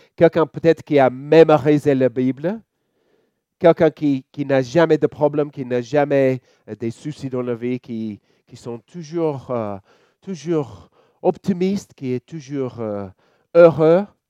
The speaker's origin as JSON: {"language": "French", "country": "Australia", "second_language": "French", "moved": "yes", "lives_now": "Lyon, France", "said": "vous pouvez entendre mon petit accent. Je suis australien"}